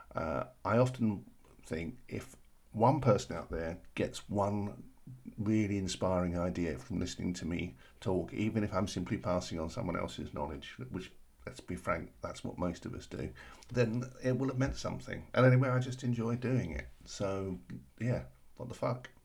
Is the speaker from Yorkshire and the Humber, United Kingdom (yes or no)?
no; London, United Kingdom; I'm from South London and we practically live on tea